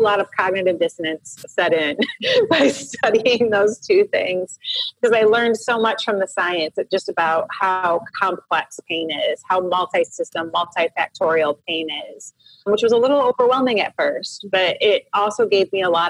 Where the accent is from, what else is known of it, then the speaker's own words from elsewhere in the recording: Royal Oak, Michigan, United States; moved away as an adult; also born or lived in Southern California; I actually grew up in Michigan in the Midwest of the United States in a suburb of Detroit called Royal Oak. So I was born and raised there.